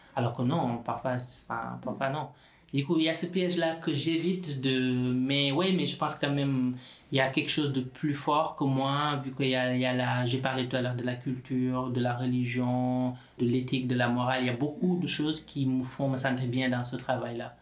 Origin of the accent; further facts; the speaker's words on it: Senegal; now in France; depuis tout petit, moi, je viens du Sénégal, la culture ainsi que la religion musulmane, la, la, solidarité, elle est très, très présente